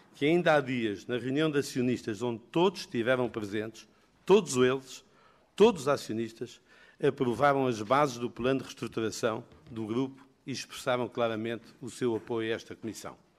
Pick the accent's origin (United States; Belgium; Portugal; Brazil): Portugal